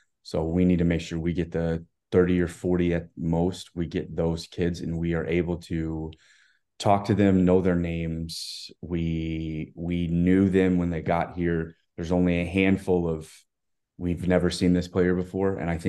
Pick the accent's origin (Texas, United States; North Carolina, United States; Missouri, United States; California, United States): Texas, United States; I grew up obviously in Texas